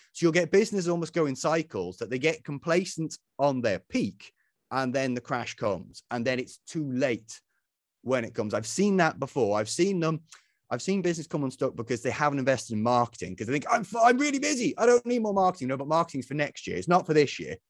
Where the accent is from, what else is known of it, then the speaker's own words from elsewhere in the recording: Isle of Man; moved away; when I was a young fella growing up, I grew up back on the Isle of Man